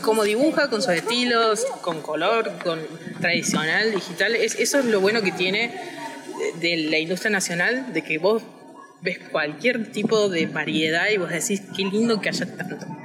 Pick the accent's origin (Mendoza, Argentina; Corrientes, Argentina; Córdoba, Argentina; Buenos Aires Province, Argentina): Córdoba, Argentina; yo soy de Córdoba